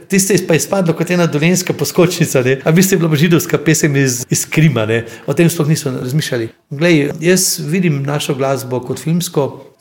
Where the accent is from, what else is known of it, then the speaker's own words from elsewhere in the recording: Slovenia; Slovenci smo imeli z Mačari skupnega kralja Matjaža.